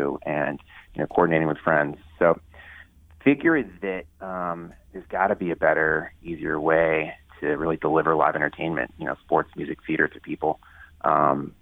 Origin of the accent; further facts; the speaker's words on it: Ohio, United States; moved away as an adult; also born or lived in New Hampshire / New York; I grew up in Ohio